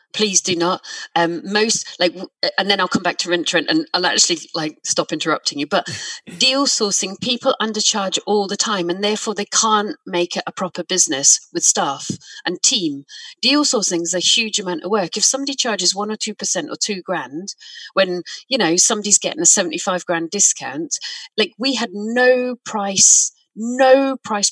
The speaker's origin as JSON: {"language": "English", "country": "United Kingdom", "said": "I'm British"}